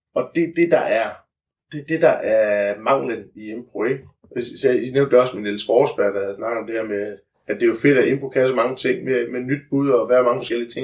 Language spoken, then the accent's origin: Danish; Funen, Southern Denmark, Denmark; vi er fynboer